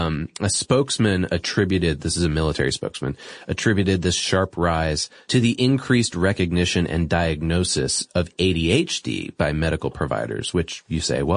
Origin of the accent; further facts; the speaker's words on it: Boston, Massachusetts, United States; I'm from Boston.